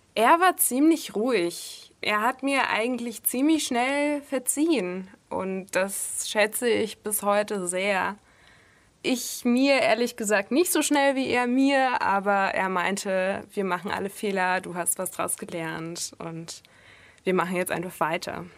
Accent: Russia; now in Germany; Meine Eltern und ich auch äh, sind Russen. Also ich bin in Russland geboren

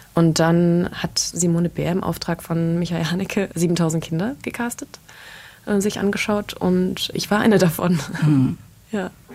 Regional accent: Germany; also born or lived in Berlin / London; wir als Deutsche

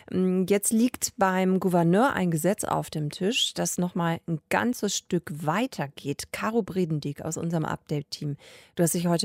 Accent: Germany; Bei uns in Deutschland

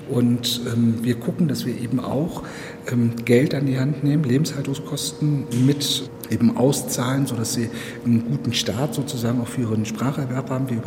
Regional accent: Temascalcingo, State of Mexico, Mexico; German is a second language; Ich komme aus Temascalcingo.

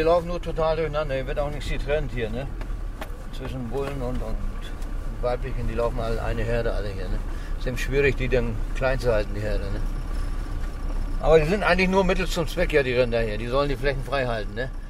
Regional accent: Amt Neuhaus, Lower Saxony, Germany; Erstmal bin ich hier ehemalig in Niedersachsen geboren

